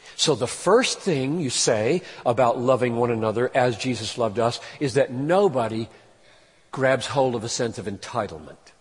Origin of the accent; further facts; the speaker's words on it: United States; second as an American